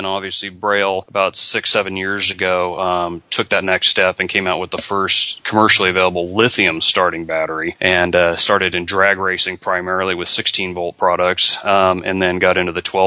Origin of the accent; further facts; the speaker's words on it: Southern California, United States; moved away as an adult; also born or lived in Oregon; now in Florida, United States; growing up in Southern California, that is part of the culture